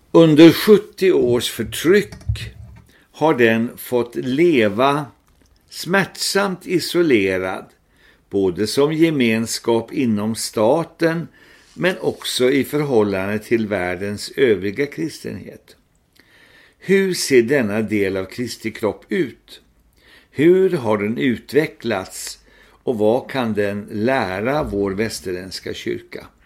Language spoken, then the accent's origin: Swedish; India; Mitt missionsfält var ju Indien där jag växte upp som barn och sen också arbetade sammanlagt två år som missionär.